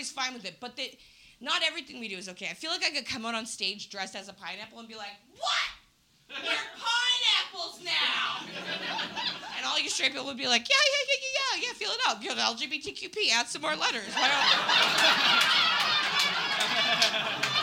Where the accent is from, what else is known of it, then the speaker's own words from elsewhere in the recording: Winnipeg, Manitoba, Canada; moved away; I'm from Winnipeg originally